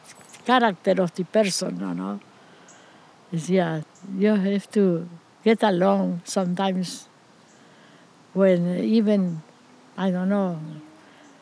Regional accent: Piamonte, Santa Fe, Argentina; born or raised there; English is a second language; moved away

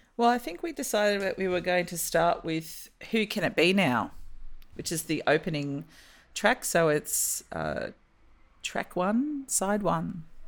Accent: Australia; as an Australian

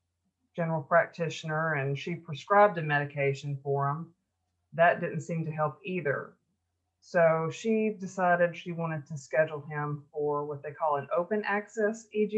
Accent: Memphis, Tennessee, United States; I grew up in the Memphis, Tennessee area in the United States, and that's called the Mid-South

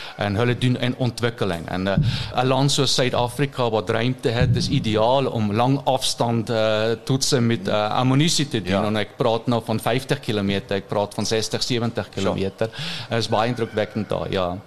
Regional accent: 100 km east of Munich, Bavaria, Germany; Afrikaans is a second language; moved away as an adult; now in Orania, South Africa; Ons kom van die suide van Duitsland. 100 km in die ooste van München. Ons het daar groot geraak

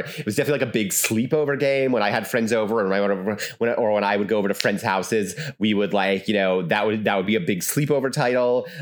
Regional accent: Albany, New York, United States; I'm from the Albany area

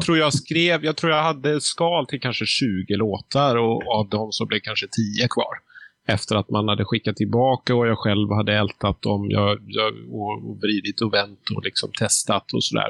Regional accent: Gothenburg, Västra Götaland, Sweden; jag är nästan uppvuxen i Göteborgs eh, bakgårdar

